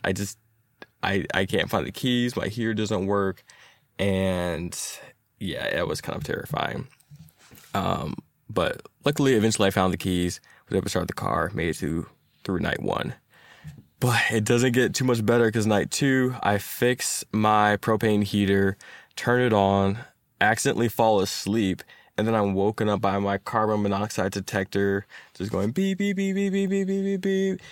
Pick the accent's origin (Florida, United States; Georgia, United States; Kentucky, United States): Georgia, United States; Atlanta; I am a software engineer who's been born and raised in Atlanta